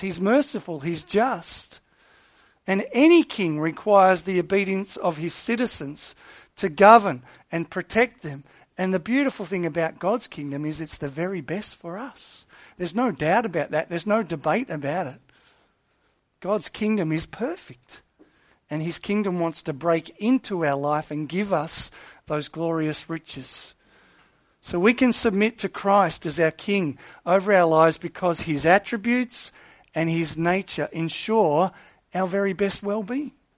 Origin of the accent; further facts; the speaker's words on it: Australia; Australia. Why? 'Cause we're a British colony.